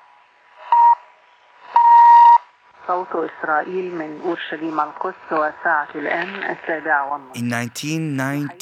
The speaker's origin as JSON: {"language": "English", "town": "Baghdad", "region": "Baghdad Governorate", "country": "Iraq", "tie": "born or raised there", "moved": "yes", "said": "I was born in Baghdad in 1965"}